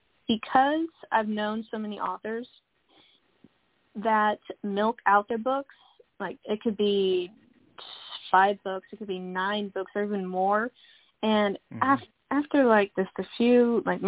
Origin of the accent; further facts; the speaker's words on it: Dallas, Texas, United States; I've been born and raised in Dallas, Texas, my whole life, and I love it here.